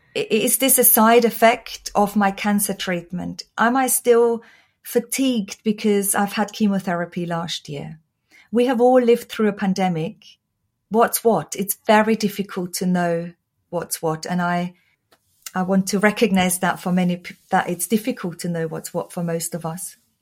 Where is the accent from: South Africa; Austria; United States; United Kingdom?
Austria; English is a second language; moved away; Oh, you might hear from my accent. I was born and raised in Austria